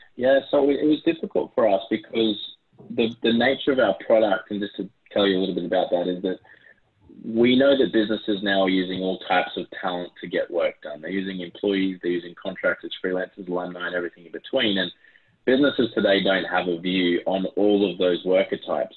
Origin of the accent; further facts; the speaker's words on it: Australia; accent: Aussie; also born or lived in Brisbane, Australia; You can probably tell from my Aussie accent